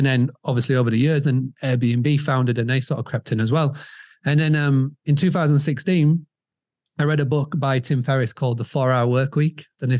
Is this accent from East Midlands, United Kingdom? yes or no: no; Scarborough, Yorkshire and the Humber, United Kingdom; So as you can tell from the accent, I'm from over the pond. I'm from England, from a little town called Scarborough in the northeast of England.